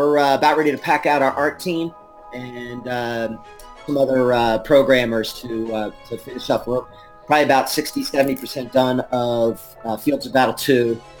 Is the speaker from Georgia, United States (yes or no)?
no; Philadelphia area, Pennsylvania, United States; I grew up in a town where the Flyers all live.